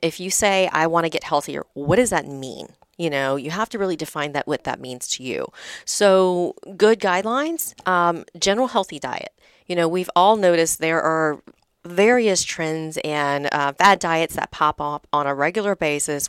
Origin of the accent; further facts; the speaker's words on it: the South, United States; I'm from the South. My dad had a shrimp boat, so I grew up on lots of fried foods